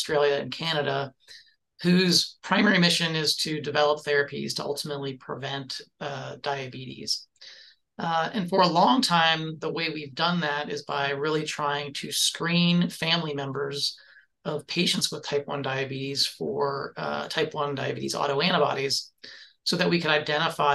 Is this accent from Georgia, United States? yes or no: no; Gainesville, Florida, United States; I grew up here in Gainesville, Florida, and my parents were both college students here and stayed in town